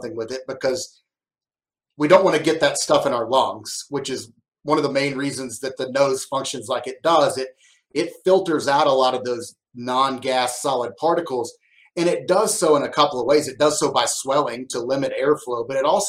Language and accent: English; Arkansas, United States; also born or lived in Madison, Wisconsin; I grew up in Arkansas